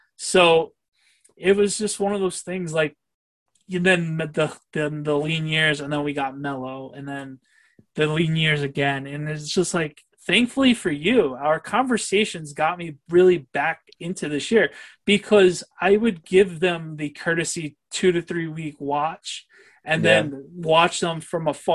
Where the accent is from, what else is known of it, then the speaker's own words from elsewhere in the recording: New York, United States; growing up in New York